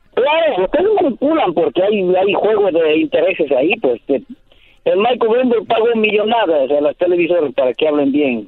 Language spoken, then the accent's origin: Spanish; Ecuador; moved away; soy de Ecuador